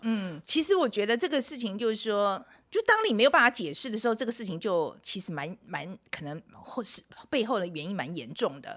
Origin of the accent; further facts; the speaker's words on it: Taiwan; 毕竟我是台湾人